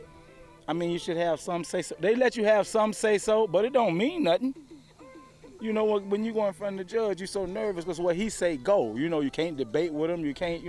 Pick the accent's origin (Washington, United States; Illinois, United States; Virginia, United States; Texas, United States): Illinois, United States; Chicago; moved away as an adult; now in Lincoln, United States; I'm from Chicago.